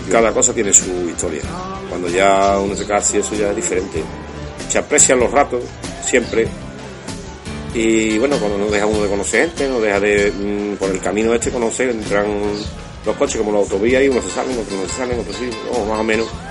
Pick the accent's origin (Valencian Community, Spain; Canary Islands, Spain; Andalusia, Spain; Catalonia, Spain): Andalusia, Spain; Constantina; Soy de Constantina, Sevilla